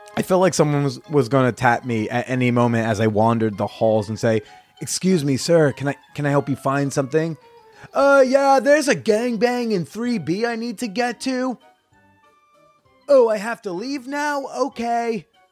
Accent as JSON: {"language": "English", "town": "Norwood", "region": "New Jersey", "country": "United States", "tie": "born or raised there", "said": "I grew up in Norwood"}